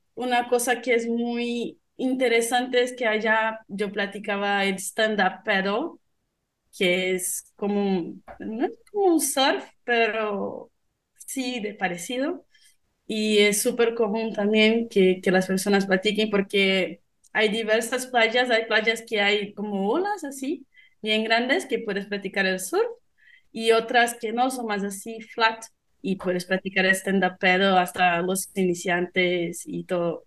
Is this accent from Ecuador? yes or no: no; Rio de Janeiro, Brazil; Spanish is a second language; moved away as an adult; now in Monterrey, Mexico; Brasil y de Río, que es mi ciudad natal.